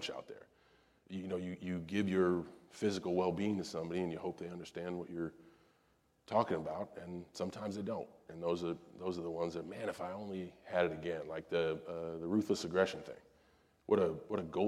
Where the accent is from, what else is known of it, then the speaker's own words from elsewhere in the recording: West Newbury, Massachusetts, United States; I'm from West Newbury, Massachusetts.